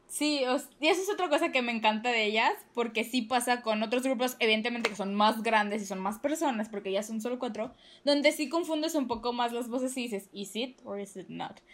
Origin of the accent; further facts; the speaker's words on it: Mexico; somos mexicanas